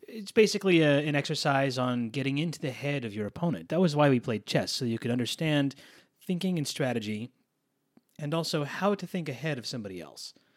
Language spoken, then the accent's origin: English; East Coast, United States; I grew up on the East Coast